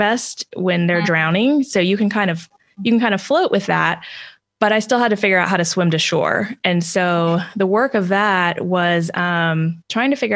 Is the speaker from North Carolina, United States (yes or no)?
no; Texas, United States; also born or lived in Spain / Turkey / New York / Georgia; I was born and raised in Texas, but I've also lived in Spain and Turkey and New York and Georgia and a myriad of places